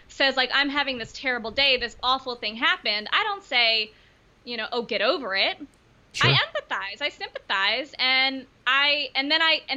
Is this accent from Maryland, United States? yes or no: yes; Baltimore, Maryland, United States; I grew up in Baltimore, Maryland